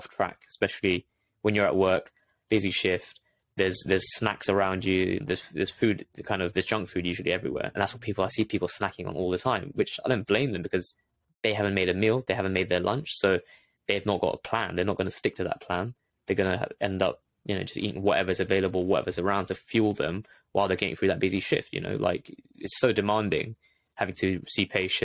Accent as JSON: {"language": "English", "region": "London", "country": "United Kingdom", "tie": "born or raised there", "said": "I was born in London, grew up in London, ended up going to uni in London as well."}